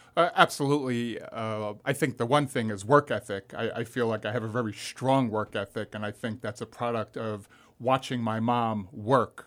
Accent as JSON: {"language": "English", "area": "Long Island", "region": "New York", "country": "United States", "tie": "born or raised there", "also_born_or_lived": "Manhattan, New York", "moved": "as an adult", "lives_now": "Florida, United States", "said": "I grew up on Long Island, New York"}